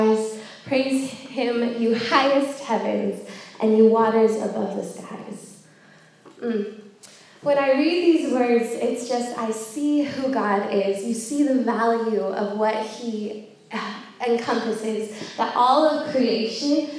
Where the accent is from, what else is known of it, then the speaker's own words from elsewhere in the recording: California, United States; moved away as an adult; now in York, United Kingdom; I am American. I'm from California